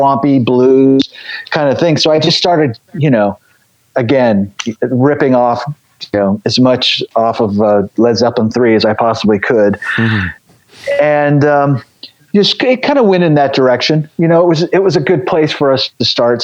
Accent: the Bay Area, California, United States; moved away; also born or lived in Los Angeles, California; I grew up in the Bay Area, and it was pretty cheap to get in back then.

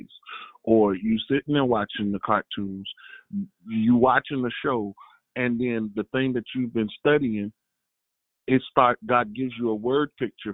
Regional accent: the South, United States; I'm from the South

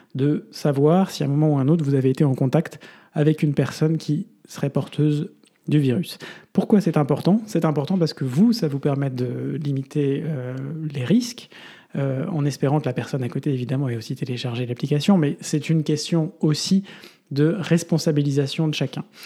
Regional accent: Belgium; chez nous en Belgique

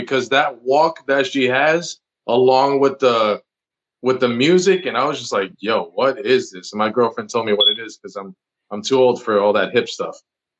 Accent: New Jersey, United States; moved away; And I grew up in New Jersey, where there is a very large Puerto Rican community.

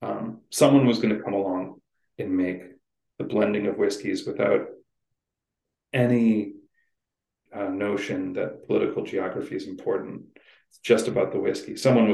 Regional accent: Michigan, United States; I'm coming from Michigan

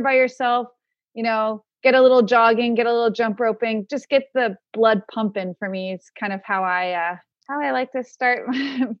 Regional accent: Palm Springs, California, United States; I grew up in Palm Springs

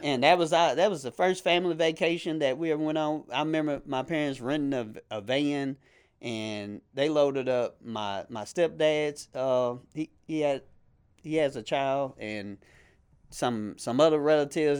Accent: Shreveport, Louisiana, United States; moved away as an adult; now in Bossier City, United States; I'm originally from Shreveport, Louisiana. Uh, I now live in Bossier City

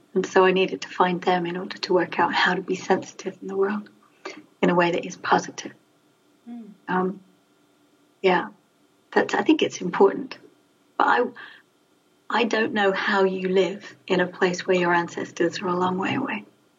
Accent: London, United Kingdom; now in England; because I'm a Londoner. All my ancestry for the last 200 or 300 years comes from London.

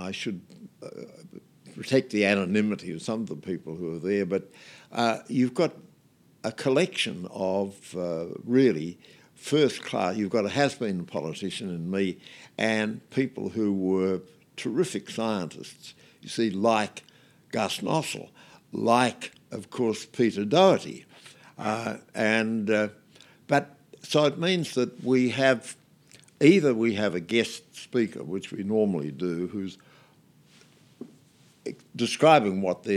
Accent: Geelong, Victoria, Australia; I was born in Geelong

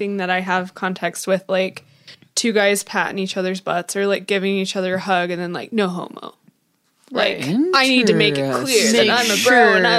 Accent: Los Angeles, California, United States; And I'm from Los Angeles.

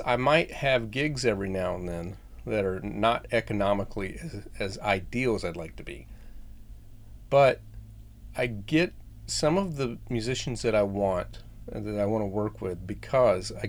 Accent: Florida, United States; When I was growing up in Florida, we had a fish pond

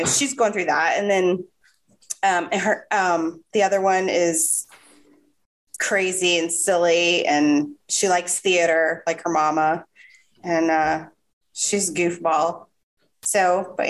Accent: Jacksonville, Florida, United States; also born or lived in Northern Virginia; I am from Florida. I'm from Jacksonville

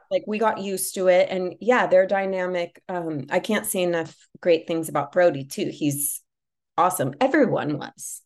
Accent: Los Angeles, California, United States; Growing up in Los Angeles and, you know, being exposed to things really young

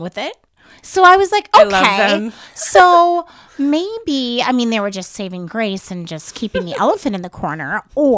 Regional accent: Wisconsin, United States; now in Los Angeles, United States; I grew up in Wisconsin

